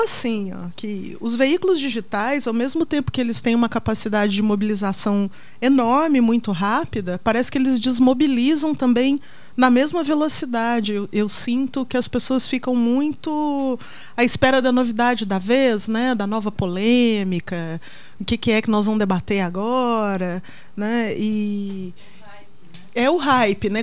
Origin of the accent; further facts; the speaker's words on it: Minas Gerais, Brazil; moved away as an adult; now in São Paulo, Brazil; eu vim de Minas